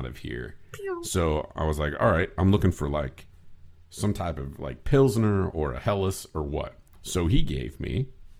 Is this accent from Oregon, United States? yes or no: no; Chicago, Illinois, United States; I grew up in Northern Illinois, Chicagoland area, going up to Wisconsin.